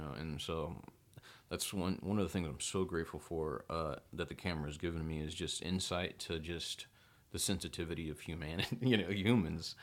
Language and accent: English; Belton, Texas, United States; moved away; also born or lived in Temple, Texas; we grew up in Belton, Texas, fifteen thousand people.